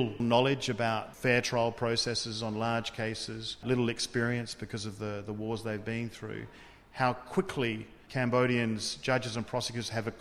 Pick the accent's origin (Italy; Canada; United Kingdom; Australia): Australia; I come from Australia